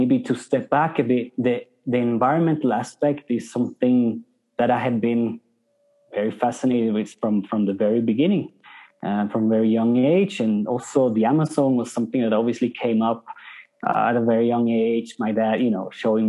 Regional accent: Switzerland; moved away as an adult; also born or lived in South Africa / Norway; now in Peru; I'm from Switzerland. When I was about 20, starting to study, I decided to move to Norway

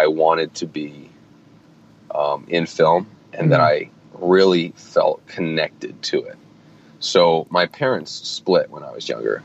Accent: upstate New York, United States; moved away as an adult; also born or lived in New Jersey / Manhattan, New York; now in Atlanta, United States; I am originally from Jersey, but I grew up in upstate New York for most of my life, and then I moved back down to Jersey and in and out of Manhattan when I started my film career. But now I'm actually living in Atlanta, Georgia

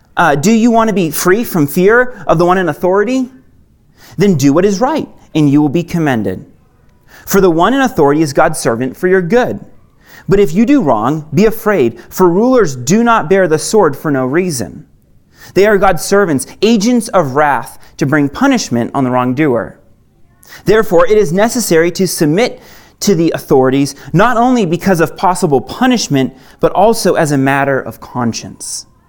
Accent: Maine, United States; moved away as an adult; I actually I didn't grow up here. I grew up in Maine

